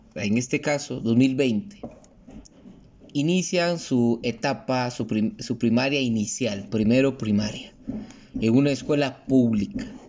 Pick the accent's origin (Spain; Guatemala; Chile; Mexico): Guatemala; como guatemaltecos